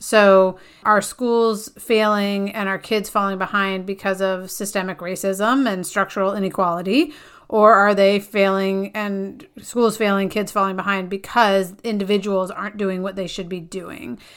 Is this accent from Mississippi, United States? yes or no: no; Connecticut, United States; my home state of Connecticut